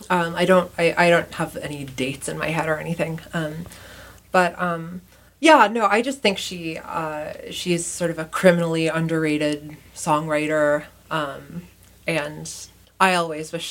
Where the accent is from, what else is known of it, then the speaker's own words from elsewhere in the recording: Rochester, New York, United States; now in Chicago, United States; I live in Chicago. I'm from Rochester, New York.